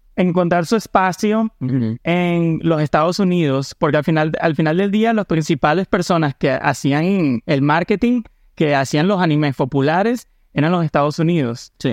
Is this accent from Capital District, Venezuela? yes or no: no; Maracay, Aragua, Venezuela; now in United States; yo soy de Maracay